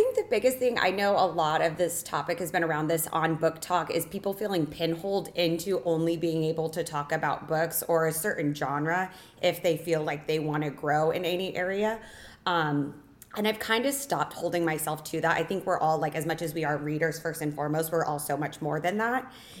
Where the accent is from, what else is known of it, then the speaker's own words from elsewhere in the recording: Lake Havasu City, Arizona, United States; moved away as an adult; now in Las Vegas, United States; I've lived here since I was 18, but I grew up in Lake Havasu, Arizona